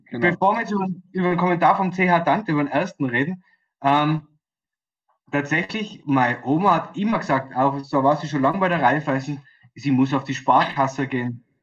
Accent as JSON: {"language": "German", "region": "Tyrol", "country": "Austria", "said": "Als Tiroler bin ich auch schon draußen"}